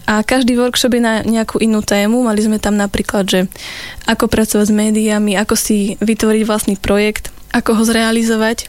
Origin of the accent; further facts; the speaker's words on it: Liptovský Hrádok, Žilina Region, Slovakia; moved away as an adult; also born or lived in Poprad / Denmark; ja som originál z Popradu, ale vyrastala som v Liptovskom hrádku